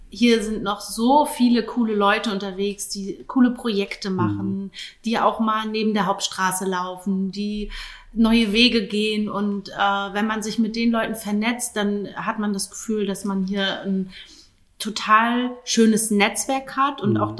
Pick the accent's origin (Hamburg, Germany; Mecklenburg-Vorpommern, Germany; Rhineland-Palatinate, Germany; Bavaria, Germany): Mecklenburg-Vorpommern, Germany; Schwerin; moved away as an adult; also born or lived in Potsdam / Vietnam; bin aber selber gebürtige Schwerinerin und nach dem Studium gab es ja natürlich ganz viele offene Türen, aber ich bin wieder zurückgekommen